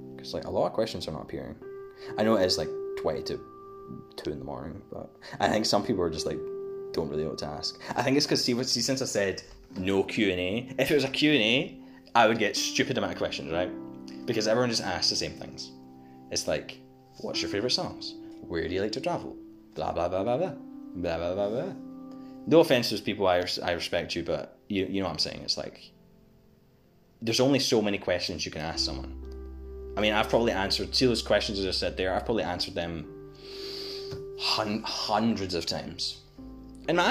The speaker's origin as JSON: {"language": "English", "region": "Scotland", "country": "United Kingdom", "said": "I'm Scottish, I'm from Scotland."}